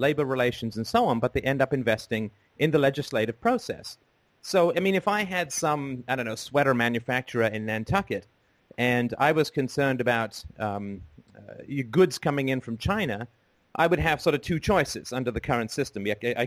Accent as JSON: {"language": "English", "region": "England", "country": "United Kingdom", "tie": "born or raised there", "also_born_or_lived": "Ireland", "said": "I was born in Ireland and grew up in England"}